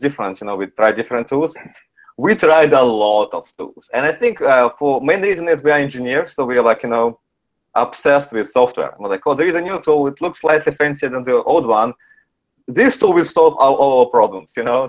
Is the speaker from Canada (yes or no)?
yes; Canada; since I'm Canadian